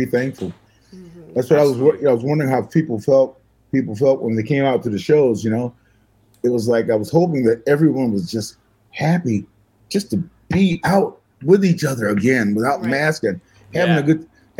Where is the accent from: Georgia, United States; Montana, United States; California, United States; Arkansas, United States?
Arkansas, United States; also born or lived in Michigan; I was born in Michigan. And when I was three, I think it was, my family moved back to Arkansas.